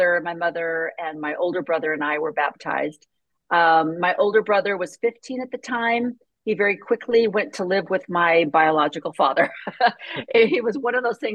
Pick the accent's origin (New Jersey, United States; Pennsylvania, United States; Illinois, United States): Illinois, United States; a small town just south of Chicago; I was born in a small town just south of Chicago